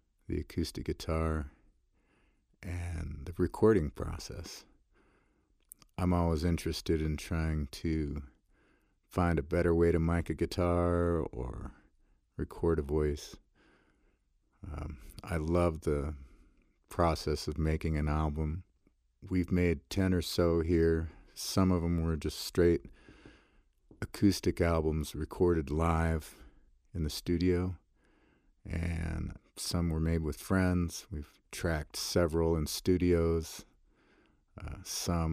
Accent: Great Falls, Montana, United States; now in Fort Collins, United States; I live in Fort Collins, Colorado. I grew up in Great Falls, Montana, and moved here in the early 80s.

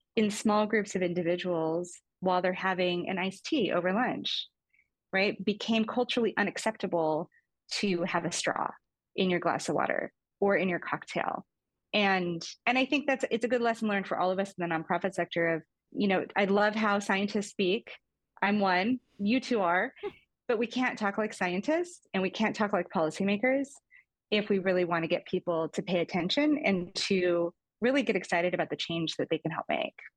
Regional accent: Fairbanks, Alaska, United States; moved away; I grew up in Fairbanks, Alaska. My mom went to Alaska shortly after I was born

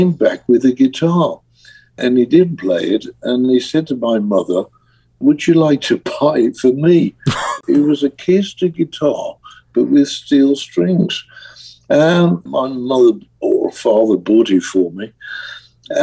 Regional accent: Birmingham, West Midlands, United Kingdom; I'm a kid from Birmingham, England, working class, council house, no money, self-taught musician

